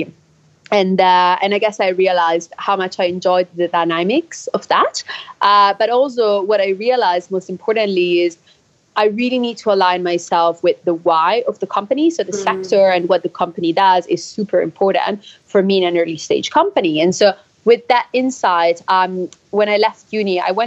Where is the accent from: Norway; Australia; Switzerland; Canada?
Switzerland; now in London, United Kingdom; I'm from Switzerland originally